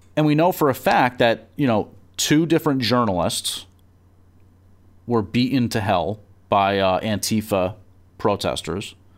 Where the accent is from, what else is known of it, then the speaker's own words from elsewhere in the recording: New Jersey, United States; I'm from Jersey